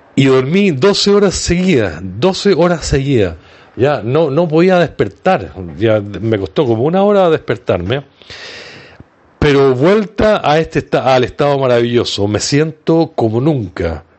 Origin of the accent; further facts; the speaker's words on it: Viña del Mar, Valparaíso, Chile; mi ciudad natal, desde Viña del Mar, Chile.